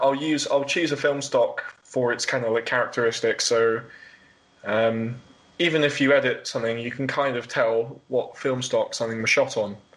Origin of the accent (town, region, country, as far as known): Worthing, Brighton area, South East England, United Kingdom; born or raised there